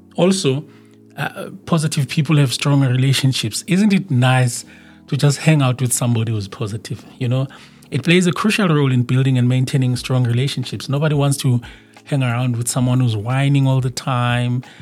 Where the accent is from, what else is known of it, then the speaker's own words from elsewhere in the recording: South Africa; in my home country, South Africa